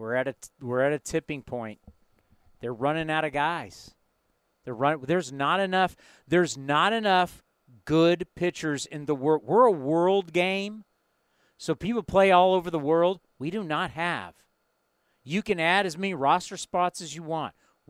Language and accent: English; San Diego, California, United States; moved away as an adult; now in San Jose, United States; I've lived here way longer than I've lived in Southern California. I grew up in San Diego, but my entire adult life, everything, college, marriage, kids, career, everything has been in the city of San Jose